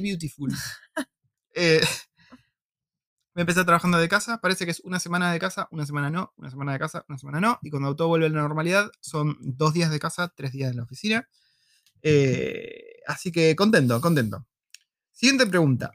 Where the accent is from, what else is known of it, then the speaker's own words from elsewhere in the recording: Argentina; en Argentina no tenemos tanta inmigración de esos lugares.